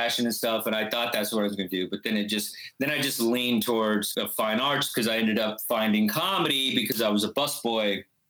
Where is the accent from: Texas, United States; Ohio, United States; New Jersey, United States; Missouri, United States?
Texas, United States; moved away; also born or lived in Chile / New York; I was growing up in Texas. I was a weirdo and I became a Mormon in high school